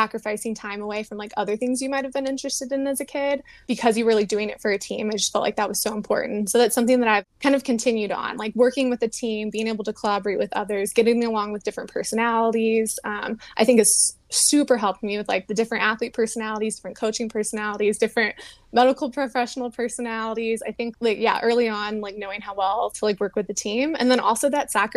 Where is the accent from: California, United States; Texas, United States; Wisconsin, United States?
Texas, United States; Houston; moved away as an adult; also born or lived in Louisiana / New Mexico; I grew up in Houston, Texas